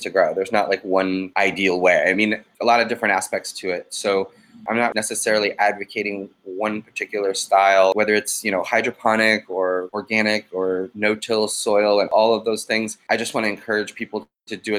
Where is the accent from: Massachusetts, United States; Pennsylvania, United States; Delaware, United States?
Massachusetts, United States; Boston; moved away; Boston Freedom Rally, which is my hometown.